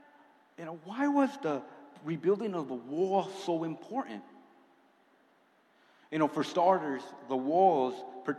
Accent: California, United States; when I came out here from California, it was a one-way ticket. I have no family. All my family's in California still to this day.

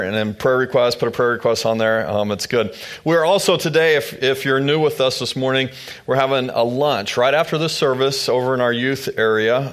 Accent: Manhattan, Kansas, United States; moved away as an adult; also born or lived in Louisville, Kentucky; We grew up in this area. We started to spend our lives together here in this area, here in Manhattan

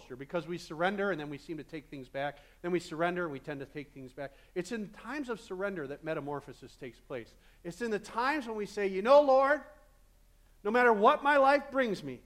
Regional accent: Midwest, United States; I'm a Midwesterner

